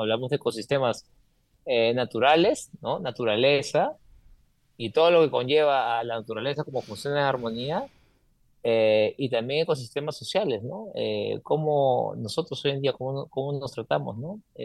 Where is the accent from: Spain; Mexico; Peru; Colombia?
Peru; moved away as an adult; como peruano, como sudamericano